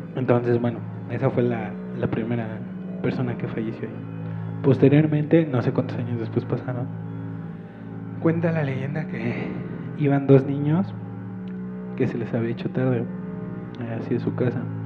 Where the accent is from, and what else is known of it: Mexico City, Mexico; born or raised there